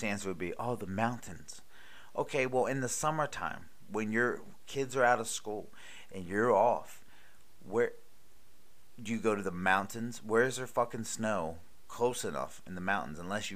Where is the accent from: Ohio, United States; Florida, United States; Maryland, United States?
Maryland, United States; also born or lived in Charlotte, North Carolina; now in Myrtle Beach, United States; growing up in Maryland